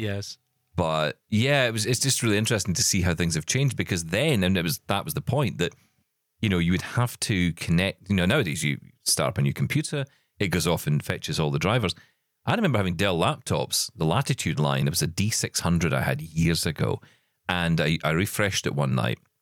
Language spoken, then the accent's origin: English; Scotland, United Kingdom; I'm Scottish